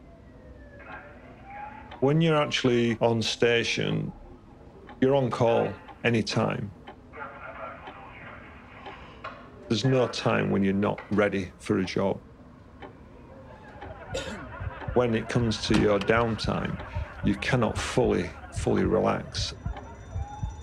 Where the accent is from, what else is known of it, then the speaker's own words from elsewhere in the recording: Leeds, Yorkshire and the Humber, United Kingdom; now in Kingston upon Hull, United Kingdom; I'm originally from Leeds in West Yorkshire, and I'm currently living in Kingston-upon-Hull.